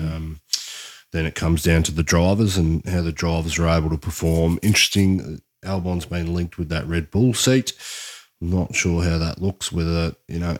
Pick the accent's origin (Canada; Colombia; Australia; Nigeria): Australia; as an Australian